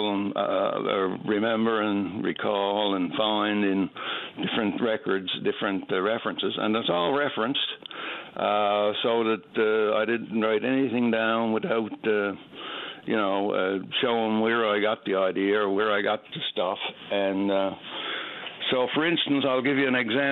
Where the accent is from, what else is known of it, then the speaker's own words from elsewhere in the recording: Carbonear, Newfoundland and Labrador, Canada; moved away; also born or lived in Harbour Grace, Newfoundland; I was born in Harbour Grace, and I grew up, last 10 years before I left Newfoundland, I was in Carbonear